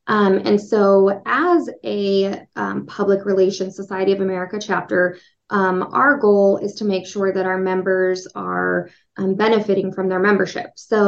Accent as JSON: {"language": "English", "town": "Missoula", "region": "Montana", "country": "United States", "tie": "born or raised there", "said": "we are bringing the conference to Missoula, Montana, because that's my hometown."}